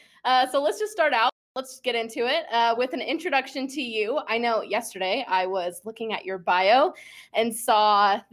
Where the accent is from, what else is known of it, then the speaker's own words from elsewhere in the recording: Texas, United States; I am from Texas and I'm very proud of it.